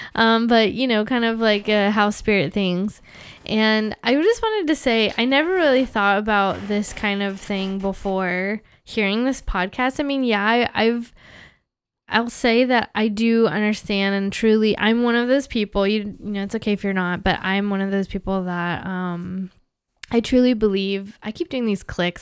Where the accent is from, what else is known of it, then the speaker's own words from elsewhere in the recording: United States; moved away as an adult; now in Canada; as an American here in Canada